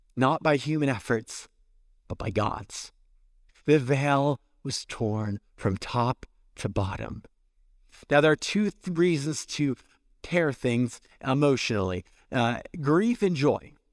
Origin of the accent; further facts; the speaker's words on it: California, United States; moved away; I'm from California